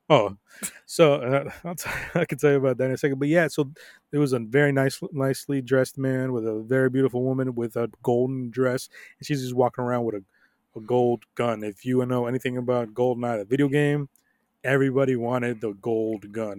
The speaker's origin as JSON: {"language": "English", "town": "Miami Beach", "region": "Florida", "country": "United States", "tie": "born or raised there", "moved": "yes", "lives_now": "Dallas, United States", "said": "I went to my actual hometown, which is, like, South Beach. Yes, I grew up in South Beach"}